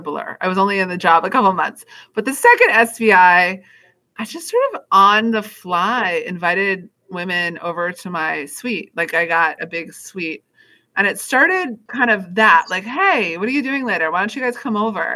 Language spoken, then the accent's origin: English; Washington, District of Columbia, United States; I grew up here in Washington, D.C.